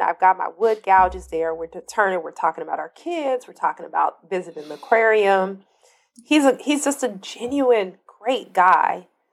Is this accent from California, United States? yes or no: yes; Compton, California, United States; I'm from Compton